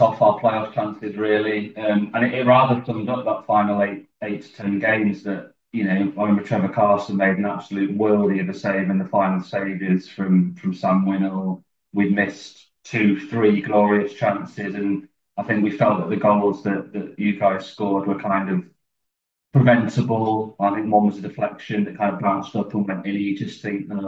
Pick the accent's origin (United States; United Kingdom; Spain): United Kingdom; York, Yorkshire and the Humber; also born or lived in Oxford; now in Derby, United Kingdom; I was born in Oxford. We moved up to York when I was 18 months or so.